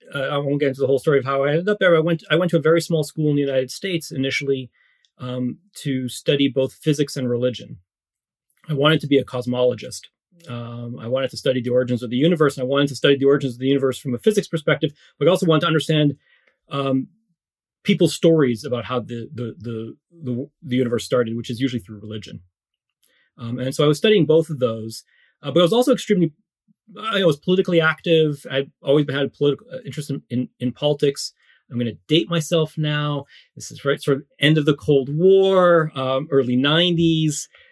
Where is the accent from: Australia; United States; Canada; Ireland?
Canada; also born or lived in Morocco; we then immigrated to Canada uh, when I was very young, three and a half. So I grew up in Canada for the most part